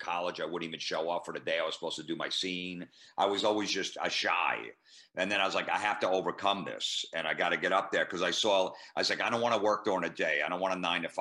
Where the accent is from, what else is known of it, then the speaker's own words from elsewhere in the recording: New Jersey, United States; New Jersey